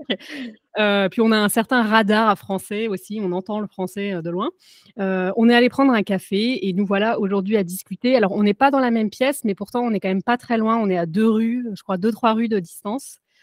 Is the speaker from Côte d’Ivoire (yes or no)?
no; France; moved away as an adult; now in United States; je suis française et je vis aux États-Unis depuis un peu plus de 10 ans